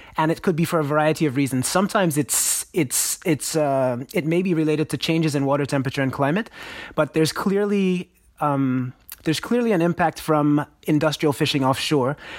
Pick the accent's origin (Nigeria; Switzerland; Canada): Nigeria; I grew up in Nigeria myself